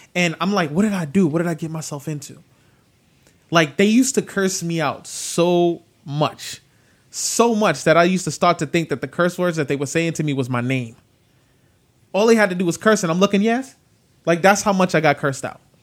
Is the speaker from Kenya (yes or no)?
no; New York City, New York, United States; moved away; growing up in the South Bronx